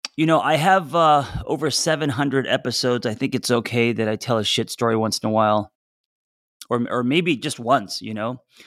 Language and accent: English; Los Angeles, California, United States; I grew up in Los Angeles